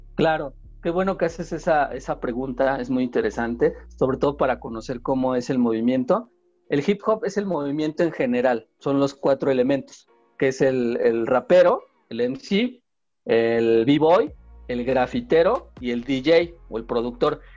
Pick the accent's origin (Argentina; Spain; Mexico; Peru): Mexico; southern Tlaxcala; yo también soy del sur de Tlaxcala